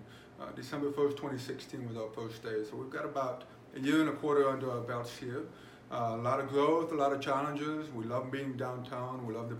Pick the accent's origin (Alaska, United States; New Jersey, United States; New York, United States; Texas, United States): Texas, United States; El Paso; born and raised in El Paso, Texas. I haven't been banished yet, so I'm still here.